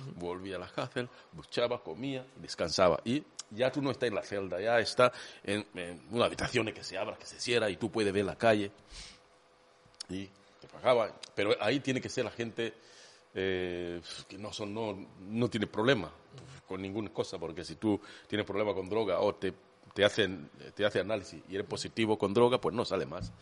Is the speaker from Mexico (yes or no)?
no; Kenya; Spanish is a second language; moved away as an adult; now in Spain; mi tribu, hablaba Kikuyu